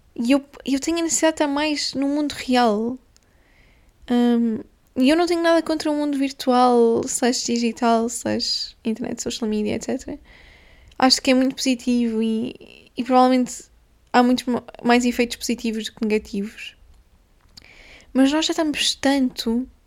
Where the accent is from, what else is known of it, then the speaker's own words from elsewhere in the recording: Guimarães, Norte, Portugal; moved away; em Guimarães, que foi onde eu fui um, criada, onde eu cresci, nasci e cresci